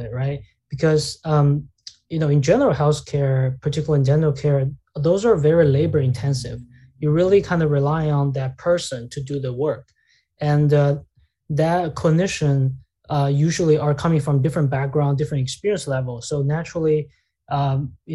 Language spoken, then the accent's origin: English; China; moved away; I grew up in China